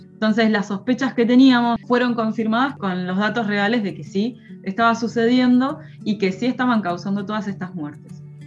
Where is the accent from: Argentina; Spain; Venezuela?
Argentina; Mar del Plata, Buenos Aires Province; yo cuando era chica en Mar del Plata en la playa había caracoles